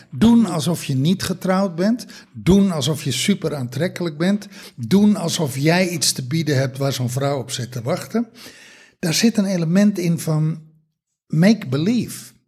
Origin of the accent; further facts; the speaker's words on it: Texel, North Holland, Netherlands; moved away; also born or lived in Germany; als kind op Tessel